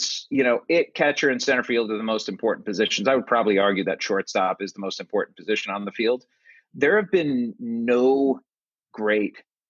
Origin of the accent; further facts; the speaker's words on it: Cleveland, Ohio, United States; moved away; I grew up in Cleveland